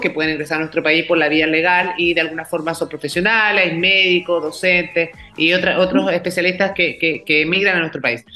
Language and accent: Spanish; Chile; nosotros como chilenos